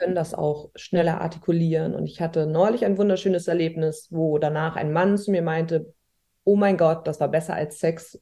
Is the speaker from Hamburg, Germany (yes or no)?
yes; Hamburg, Germany; ich komme aus Hamburg und arbeite auch hier